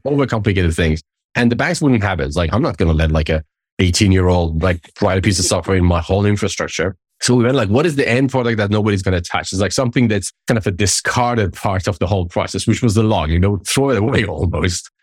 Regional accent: Tehran, Tehran Province, Iran; moved away as an adult; I grew up in the Middle East, in Iran, up until, like, my twenties

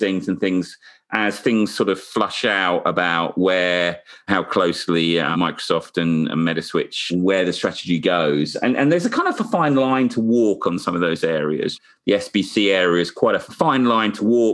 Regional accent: United Kingdom; being a Brit

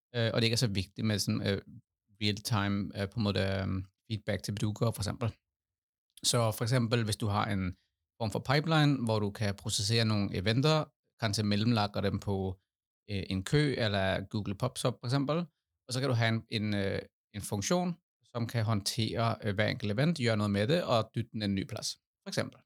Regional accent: Denmark; now in Norway; Jeg er dansk

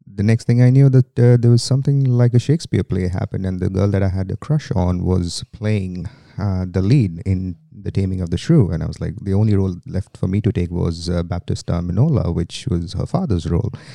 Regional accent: India; accent: Indian; moved away as an adult; now in Sydney, Australia; I am from India originally. That's where I have lived most of my life, uh, apart from the last twelve that has been in Australia

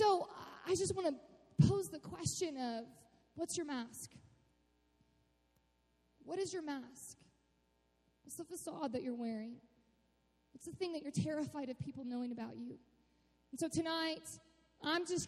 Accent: Austin, Texas, United States; also born or lived in Cleburne, Texas; I grew up in Austin, Texas, which is it's a pretty sweet city.

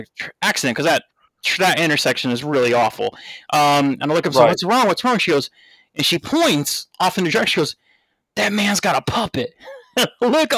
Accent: United States; I'm American

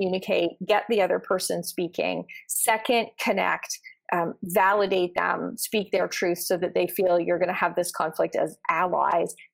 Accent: Canada; I'm Canadian

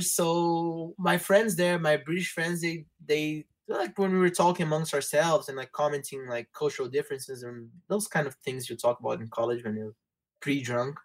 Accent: Rio de Janeiro, Brazil; English is a second language; also born or lived in Norwich, England; I was born and raised in Rio.

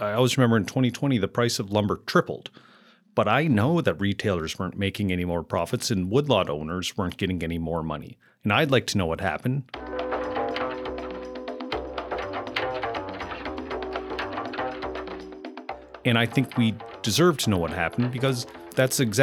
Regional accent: Amherst, Nova Scotia, Canada; moved away as an adult; growing up and then moving back to Amherst, Nova Scotia, where I now run my own business.

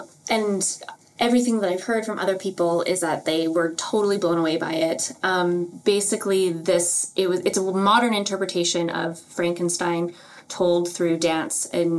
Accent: Winnipeg, Manitoba, Canada; she's from Winnipeg, which is, you know, my hometown.

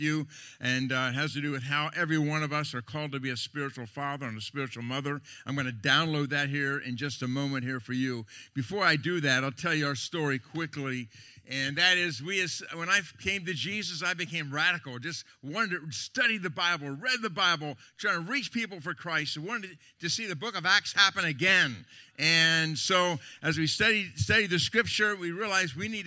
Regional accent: Lancaster County, Pennsylvania, United States; I'm from Lancaster County, Pennsylvania.

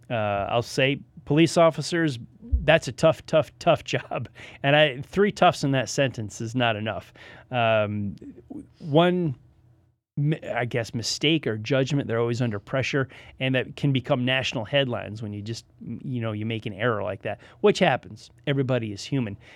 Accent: United States; I tell people I'm not a Yankee. I'm a Northerner. I came down here.

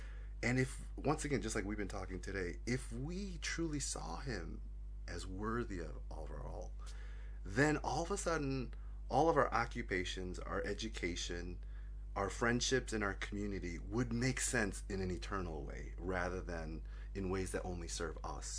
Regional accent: Sydney, New South Wales, Australia; Like, I just wanted to learn rugby league, growing up in Sydney.

